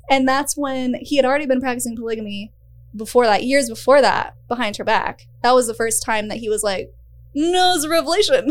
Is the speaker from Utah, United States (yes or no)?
yes; Utah, United States; moved away; I grew up in Utah, which is its own beast of a thing